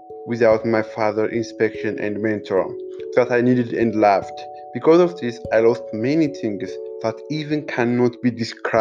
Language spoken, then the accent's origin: English; Addis Ababa, Ethiopia; I was born on Saturday night, September 26, 1995, by the Gregorian calendar and September 19, 1988 by Ethiopian calendar in Addis Ababa, Ethiopia